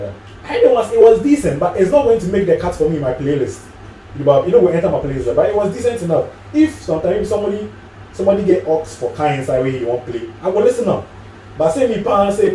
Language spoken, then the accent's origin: English; Ghana; I'm a Ghanaian